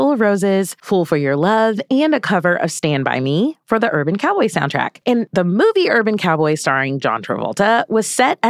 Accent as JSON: {"language": "English", "region": "Gulf Coast", "country": "United States", "tie": "born or raised there", "said": "That's in my hometown area"}